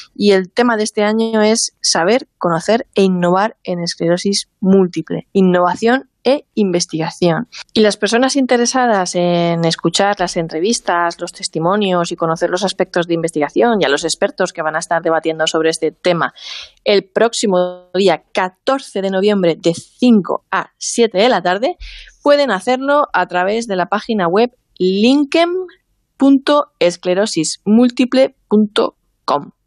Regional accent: Spain

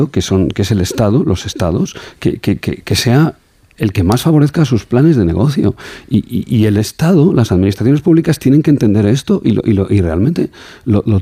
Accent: Alagón, Aragon, Spain; yo soy de, soy de pueblo, soy de Alagón, de un pueblo a 20 kilómetros de Zaragoza y decimos las cosas los aragoneses como, como las sentimos.

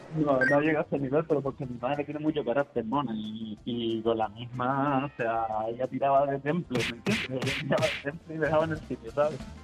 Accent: Canary Islands, Spain; en Canarias también somos famosos

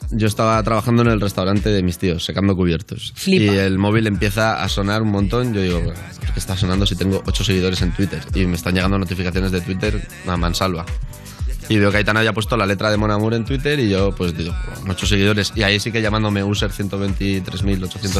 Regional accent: Valencia, Valencian Community, Spain; moved away as an adult; now in Madrid, Spain; me he venido a vivir a Madrid, yo soy de Valencia

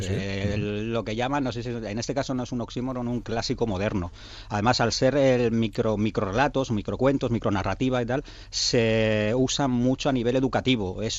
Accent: Bilbao, Basque Country, Spain; now in Vitoria, Spain; yo soy de Bilbao, vivo en Vitoria

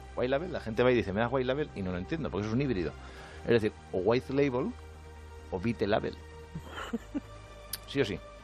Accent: Albacete, Castilla-La Mancha, Spain; soy de Albacete

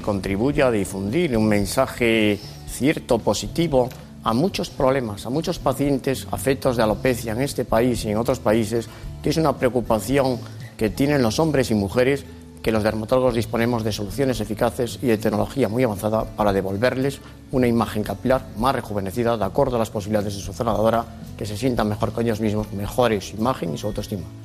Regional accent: Lugo, Galicia, Spain; accent: gallego; now in Madrid, Spain; Llevo muchos años en Madrid, pero soy gallego Nací en Lugo

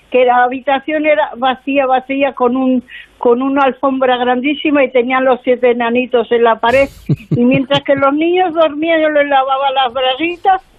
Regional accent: Torrevieja, Valencian Community, Spain; Es que yo vengo de Torrevieja.

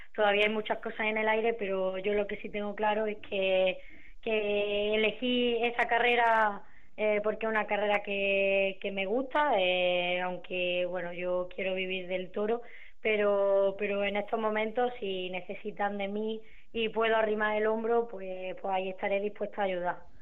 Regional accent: Córdoba, Andalusia, Spain; yo soy de Córdoba, estoy estudiando allí

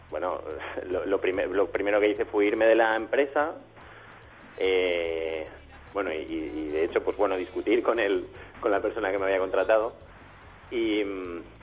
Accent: Spain; moved away as an adult; Bueno, en mi caso, eh, yo me fui de España, realmente es en el 2013, yo llevo aquí tres años y medio.

